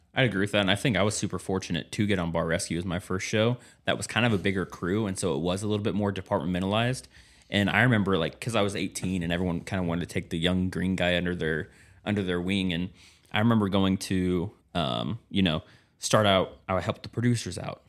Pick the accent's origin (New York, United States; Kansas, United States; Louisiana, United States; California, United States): Kansas, United States; moved away; I'm from Kansas